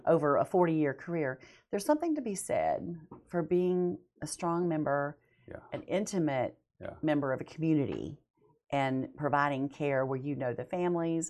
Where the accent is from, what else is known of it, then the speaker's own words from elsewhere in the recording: Montana, United States; moved away as an adult; also born or lived in Weatherford, Texas / Dallas area, Texas / Bonham, Texas / Tennessee; now in Huntsville, Texas, United States; I was born in Weatherford and lived in Texas oh. in the Dallas area and Bonham area until I was five. Moved to Montana, never grew up in Texas